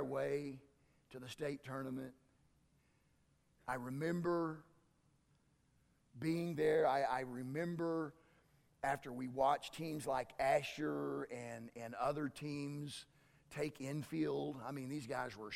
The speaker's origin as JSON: {"language": "English", "town": "Tyrone", "region": "Oklahoma", "country": "United States", "tie": "born or raised there", "said": "I grew up over in Tyrone. In my senior year, which was 1978, our baseball team went to state"}